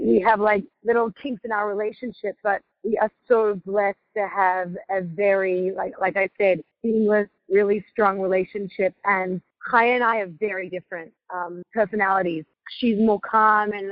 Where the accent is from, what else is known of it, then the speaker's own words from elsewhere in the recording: Sydney, New South Wales, Australia; moved away as an adult; also born or lived in Crown Heights, New York; now in New York, United States; When we were growing up in Australia, we grew up in a really beachy, laid-back suburb called Coogee.